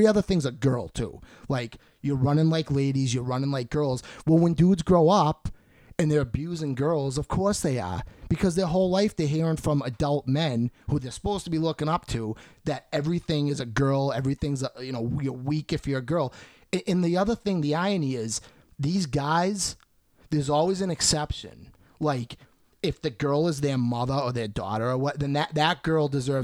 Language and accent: English; Halifax, Massachusetts, United States; I'm from Halifax, but it's like the same area